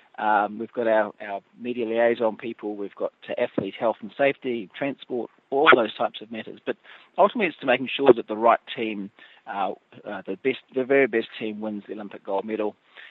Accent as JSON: {"language": "English", "country": "New Zealand", "said": "Look, I think it does."}